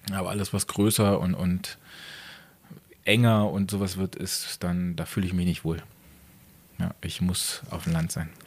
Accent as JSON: {"language": "German", "town": "Pasewalk", "region": "Mecklenburg-Vorpommern", "country": "Germany", "tie": "born there", "lives_now": "Garmisch-Partenkirchen, Germany", "said": "Gebürtig aus bin ich ganz aus dem Norden, im ähm, Pasewalk. Das ist an der Grenze äh, zwischen äh, MacPom und Brandenburg."}